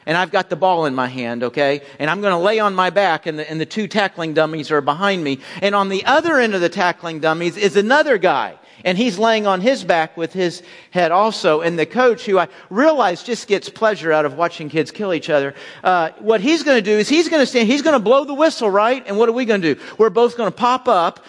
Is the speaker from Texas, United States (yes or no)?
yes; Houston, Texas, United States; I'm growing up in Houston, Texas in the 70s